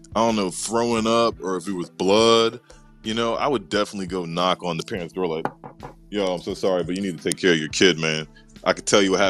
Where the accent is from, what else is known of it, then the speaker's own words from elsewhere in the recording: Maryland, United States; also born or lived in Atlanta, Georgia; That's where I actually grew up, man. When I moved from Atlanta to Maryland in my granddad's neighborhood, it was in a cul-de-sac